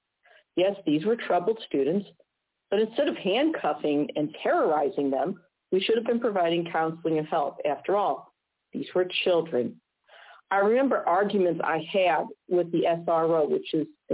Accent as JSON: {"language": "English", "region": "Missouri", "country": "United States", "said": "my home state of Missouri"}